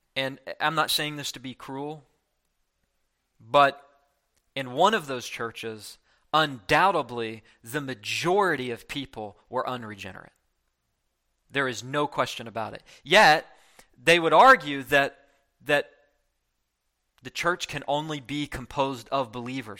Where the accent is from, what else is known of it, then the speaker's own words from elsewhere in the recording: West Virginia, United States; I grew up in West Virginia